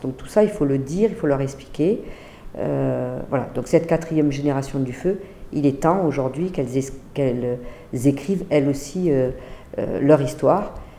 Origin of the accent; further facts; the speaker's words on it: Montpellier, Occitania, France; je suis de Montpellier